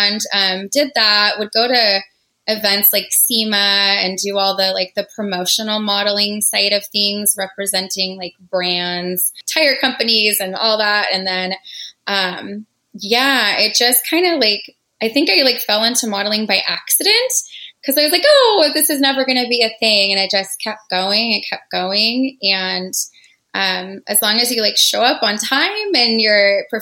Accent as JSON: {"language": "English", "town": "San Diego", "region": "California", "country": "United States", "tie": "born or raised there", "said": "I'm originally from San Diego. Born and raised"}